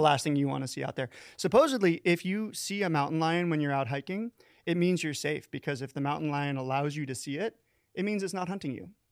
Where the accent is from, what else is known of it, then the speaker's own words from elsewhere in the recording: Florida, United States; moved away; I'm from Florida, but I got out.